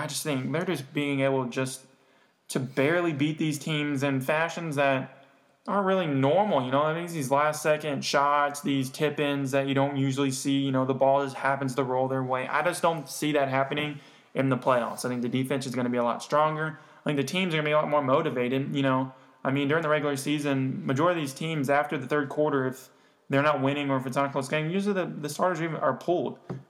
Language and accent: English; Memphis, Tennessee, United States; I wasn't born in Memphis, but we were raised.